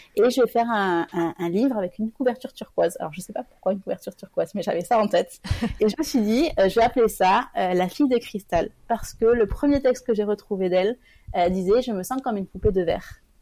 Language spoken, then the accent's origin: French; Toulouse, Occitania, France; moved away; je suis originaire de Toulouse